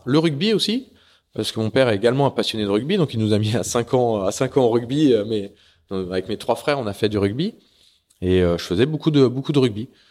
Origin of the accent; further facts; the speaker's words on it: Saint-Malo, Brittany, France; now in Larmor-Plage, France; je suis né, donc, euh, comme tu le disais, à Saint-Malo. Euh, je suis né à Saint-Malo en quatre-vingt.